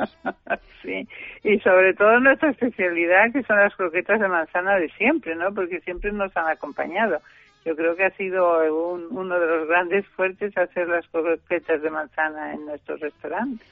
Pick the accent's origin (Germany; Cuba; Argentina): Germany; now in Spain; yo soy alemana